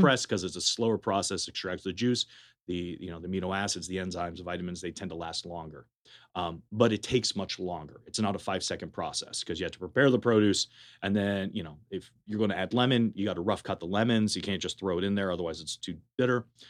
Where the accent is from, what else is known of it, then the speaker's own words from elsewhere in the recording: Berkeley, California, United States; moved away as an adult; also born or lived in Madison, Wisconsin; now in Las Vegas, United States; I'm originally from Berkeley, California. Uh, I was born and raised there.